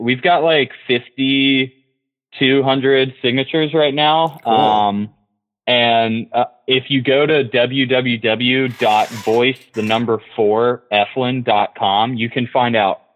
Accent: Orange County, North Carolina, United States; this is my hometown. I live right on the Eno River

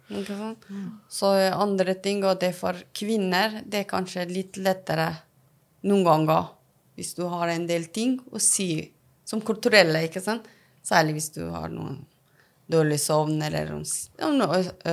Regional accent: Afghanistan; Norwegian is a second language; now in Norway; jeg er opprinnelig fra Afghanistan, som så kom til Norge

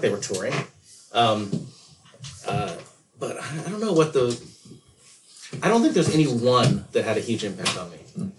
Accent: Chula Vista, California, United States; I grew up in Chula Vista, which is just south of San Diego.

